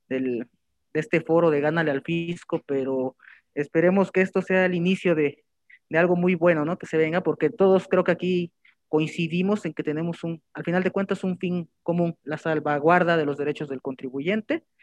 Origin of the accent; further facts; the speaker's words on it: Oaxaca, Mexico; moved away as an adult; now in Tlaxcala, Mexico; somos este originarios de Oaxaca y estudiamos ah, la, licenciatura y pero actualmente pues el trabajo nos, nos trajo hasta acá Tlaxcala y aquí estamos.